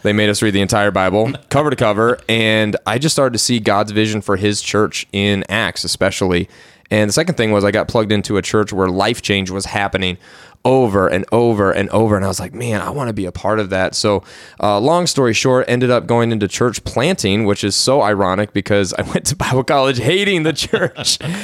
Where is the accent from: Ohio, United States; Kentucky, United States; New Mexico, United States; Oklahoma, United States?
Ohio, United States; Cleveland; I grew up in Cleveland, Ohio, in uh, a Christian home.